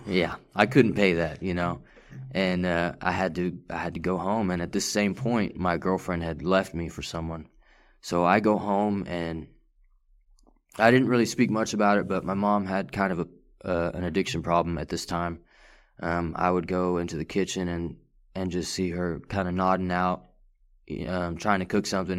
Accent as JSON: {"language": "English", "town": "Farmersville", "region": "Texas", "country": "United States", "tie": "born or raised there", "also_born_or_lived": "Richardson, Texas / McKinney, Texas", "said": "third grade, all the way up until ninth grade, I, I lived in Farmersville, Texas"}